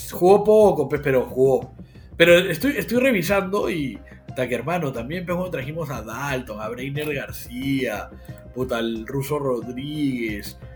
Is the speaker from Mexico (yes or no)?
no; Peru